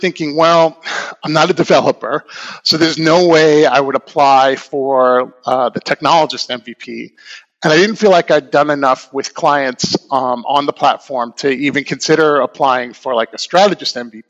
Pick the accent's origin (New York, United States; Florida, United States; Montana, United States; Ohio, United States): New York, United States; Long Island; now in Portland, United States; I'm originally from Long Island, New York, and I've been living in the Portland, Oregon metro area for about the past 20 years